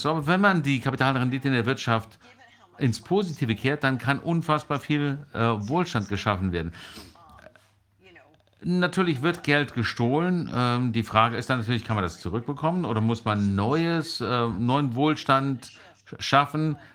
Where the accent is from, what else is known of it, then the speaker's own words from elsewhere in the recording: United States; German is a second language; Aber als Amerikanerin kann ich sagen, ich habe die tiefe der äh, Korruption untersucht von ganz unten